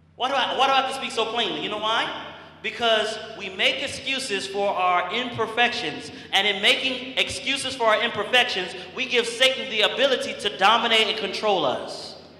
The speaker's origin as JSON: {"language": "English", "region": "Massachusetts", "country": "United States", "said": "I'm from Massachusetts"}